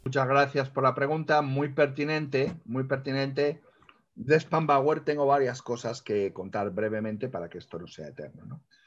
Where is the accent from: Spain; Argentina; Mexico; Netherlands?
Spain; como lectores españoles